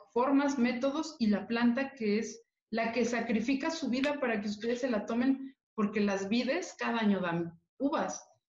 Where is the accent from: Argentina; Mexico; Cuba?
Mexico; Mexico City; como mexicana, orgullosa de mi tradición, de mi cultura, y siendo una mujer de la Ciudad de México, completamente azteca